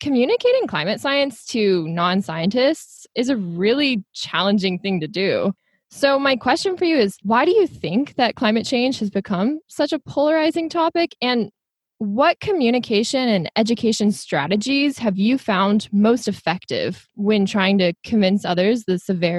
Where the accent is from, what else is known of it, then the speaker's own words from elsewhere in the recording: Houston, Texas, United States; now in San Diego, United States; I was born and raised in Houston, Texas. I went to undergrad at Trinity University in San Antonio, Texas. And then I moved here to San Diego, California for my master's degree.